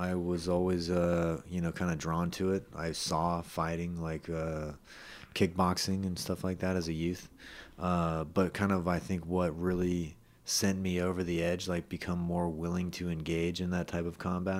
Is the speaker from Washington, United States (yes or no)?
no; Los Gatos, California, United States; went to Los Gatos. I'm from Los Gatos